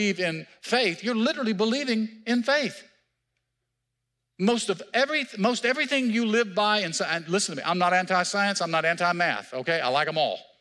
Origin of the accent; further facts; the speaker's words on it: Mississippi, United States; now in Marietta, United States; I'm from Mississippi